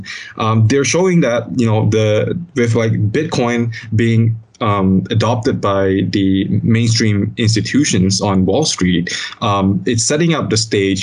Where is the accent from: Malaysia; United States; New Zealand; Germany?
Malaysia; as a Malaysian